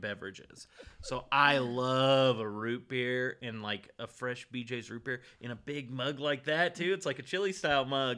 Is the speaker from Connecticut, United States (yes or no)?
no; California, United States; I grew up in California